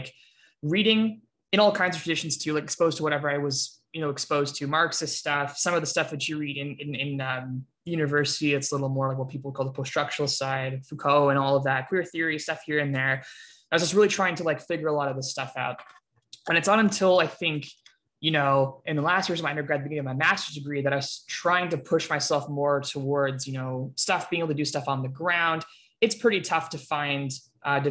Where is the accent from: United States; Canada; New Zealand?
Canada; I grew up in Canada, I still live in Canada